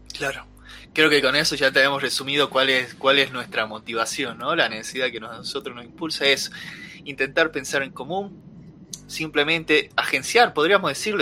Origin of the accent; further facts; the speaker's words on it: Salta, Argentina; somos salteños, nos gusta Salta, y aunque yo hable de hacker yankee, sigo siendo el mismo salteño